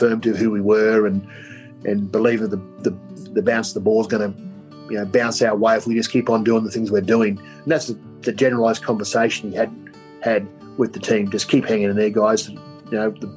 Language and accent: English; Queensland, Australia; I was born in Queensland